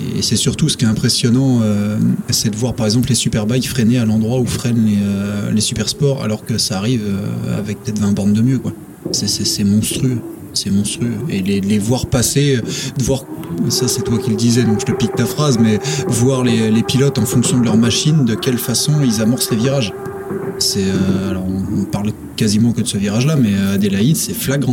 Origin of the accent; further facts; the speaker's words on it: France; région d'où je viens, à côté de la Belgique